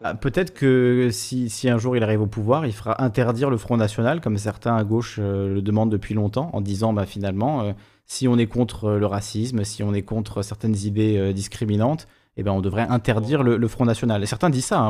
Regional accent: Corsica, France; moved away; je suis corse, donc la Corse est française

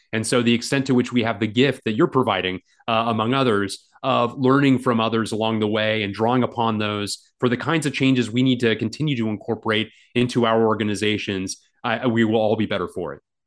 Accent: Washington, District of Columbia, United States; the Washington Post, uh, my my hometown paper

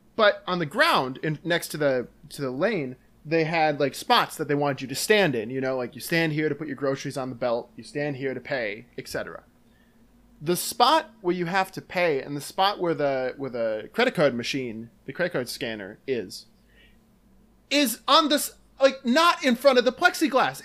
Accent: Dyckesville, Wisconsin, United States; also born or lived in Luxembourg, Wisconsin; I went to school in Luxembourg, Wisconsin, but I'm from Dykesville, Wisconsin, which is nearby

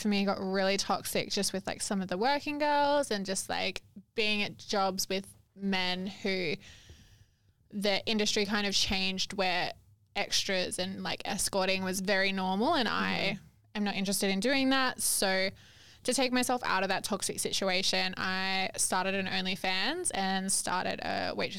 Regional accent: eastern New South Wales, Australia; now in Perth, Australia; I'm from over eastern New South Wales.

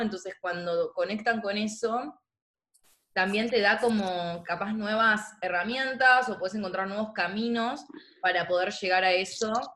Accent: Argentina; como argentinos

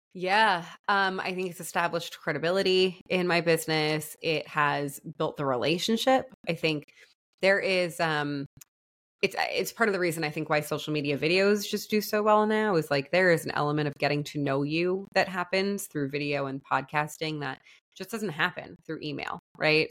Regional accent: New York, United States; moved away as an adult; also born or lived in Florida; I'm from New York

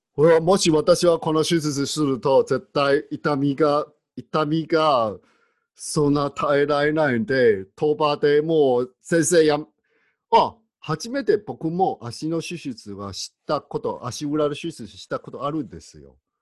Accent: Taiwan; 私、台湾人としては

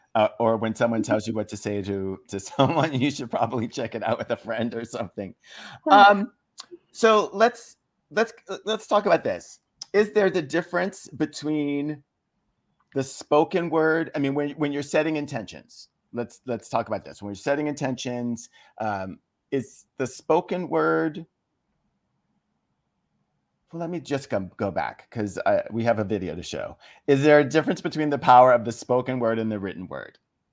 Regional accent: Philippines; Plus, you know, we grew up in the Philippines and there are certain swear words in Tagalog that contain a certain amount of humor.

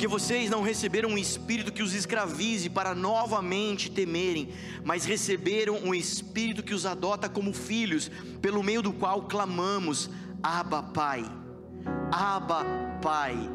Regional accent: Brazil; Sendo brasileiro

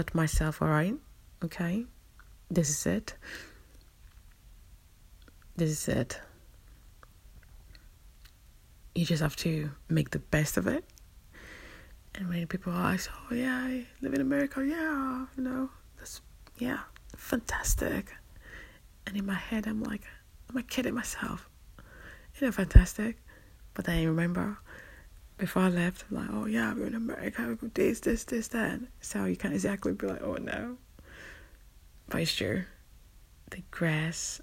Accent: London, United Kingdom; I'm a Londoner

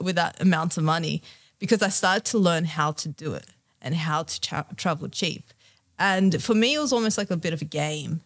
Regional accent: Australia; being here and being in Australia, being Australian, and yeah, it's it's a great country

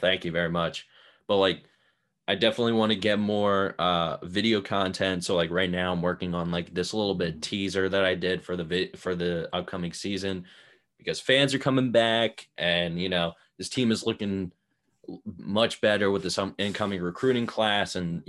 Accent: Abington, Pennsylvania, United States; Montgomery County, which is like Philadelphia area.

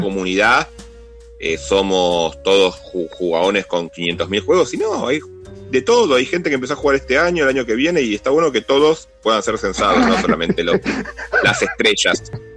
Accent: Buenos Aires, Argentina; now in Burzaco, Argentina; Vivo en Buenos Aires, soy de la República de San Telmo, pero me mudé a, a, a las orillas, al mundo exterior, a Bursaco.

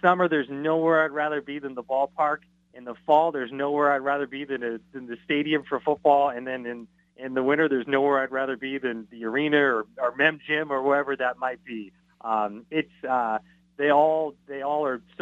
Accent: Marysville, Washington, United States; growing up in Marysville

